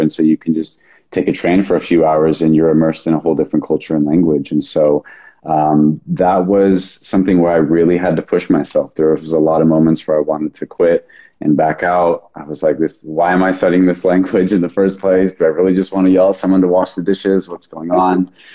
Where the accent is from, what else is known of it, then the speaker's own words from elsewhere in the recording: Sonoma County, Northern California, United States; now in Austin, United States; I was born and raised in Northern California, Sonoma County. I'm currently living in Austin, Texas.